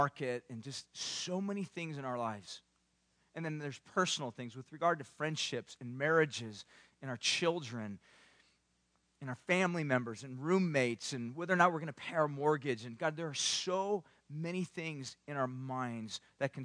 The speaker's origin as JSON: {"language": "English", "region": "Southern California", "country": "United States", "tie": "born or raised there", "said": "I grew up in Southern California"}